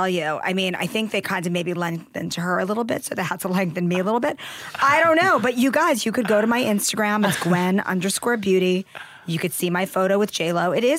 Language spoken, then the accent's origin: English; New York City, New York, United States; I said to her, I'm from Queens.